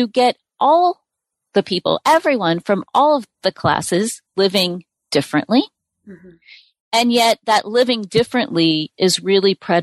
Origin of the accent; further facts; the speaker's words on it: United States; as an American